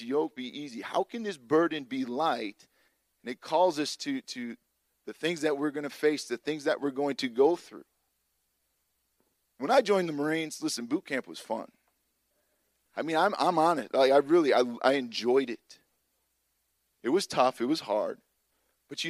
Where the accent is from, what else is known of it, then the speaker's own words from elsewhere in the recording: Chicago, Illinois, United States; moved away; I grew up in Illinois